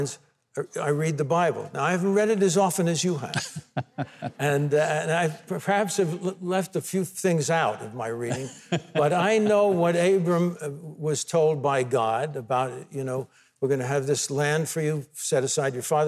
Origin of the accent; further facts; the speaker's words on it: United States; the blessing of being born an American